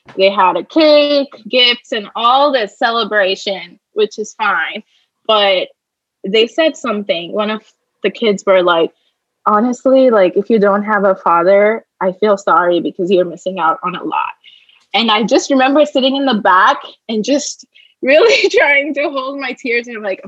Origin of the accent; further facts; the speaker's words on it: Hyderabad, Telangana, India; now in United States; No. You were just like, so where are you from? And I was like, you know, I'm from Hyderabad.